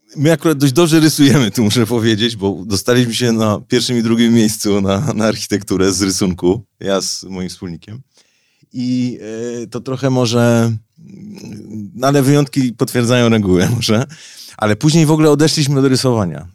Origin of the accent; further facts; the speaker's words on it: Gliwice, Silesian Voivodeship, Poland; moved away as an adult; now in Warsaw, Poland; urodziłem się w Gliwicach, wychowałem się, czuję się Ślązakiem.